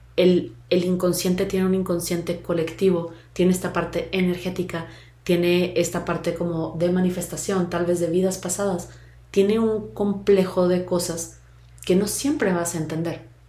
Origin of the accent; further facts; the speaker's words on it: Mexico; mexicana, tal edad, mujer